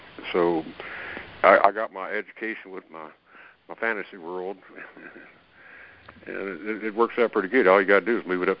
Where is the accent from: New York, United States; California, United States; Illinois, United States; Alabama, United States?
Alabama, United States; I'm from Alabama. I know about raccoons now.